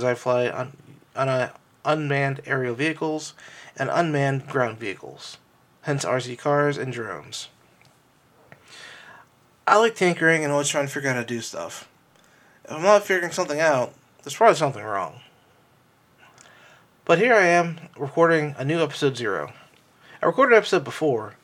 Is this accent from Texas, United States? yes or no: no; Pittsburgh, Pennsylvania, United States; I grew up in Pittsburgh, my mom and my dad